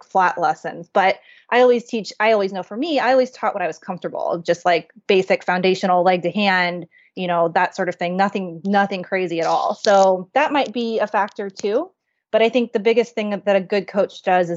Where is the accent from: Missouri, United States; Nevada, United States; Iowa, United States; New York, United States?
Missouri, United States; Kansas City; moved away; I'm from Kansas City